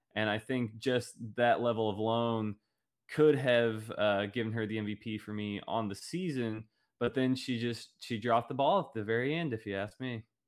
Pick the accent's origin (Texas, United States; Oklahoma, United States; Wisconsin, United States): Oklahoma, United States; growing up in Oklahoma